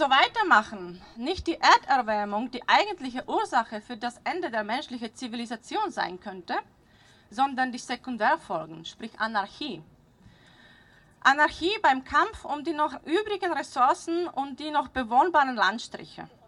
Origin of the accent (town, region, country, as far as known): Slovakia; now in Austria